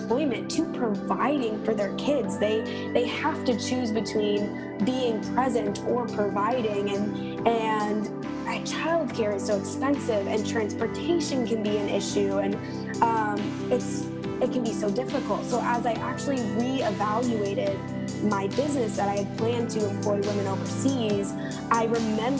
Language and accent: English; Beverly, Massachusetts, United States; moved away as an adult; also born or lived in Minneapolis, Minnesota; I am originally from Beverly, Massachusetts. So I grew up there my whole life until I went to college